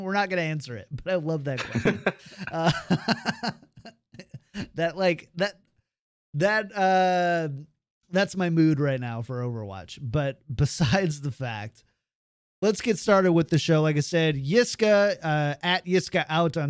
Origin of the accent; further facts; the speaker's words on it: Minnesota, United States; I'm from like the most German part of Minnesota. So we had this guy in my hometown called Wally Pickle